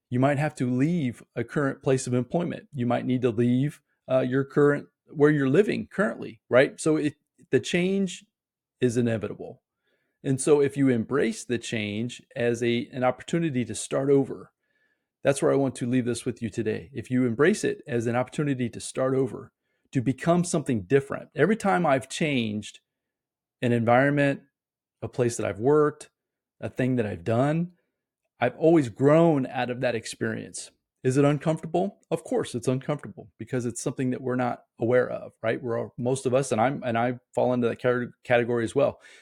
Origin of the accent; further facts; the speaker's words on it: Indiana, United States; I'm born and raised in Indiana